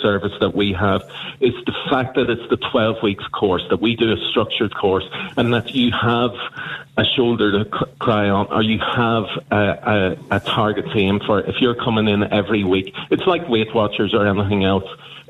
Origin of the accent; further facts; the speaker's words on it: Uri, Switzerland; but when I was growing up in Uri in the 80s, there was smoking everywhere.